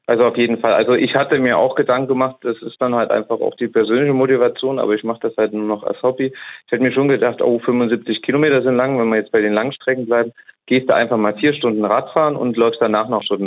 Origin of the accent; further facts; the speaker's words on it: Saarbrücken, Saarland, Germany; ich komme aus Saarbrücken, ähm, wohne und lebe da zumindest hauptwohntechnisch noch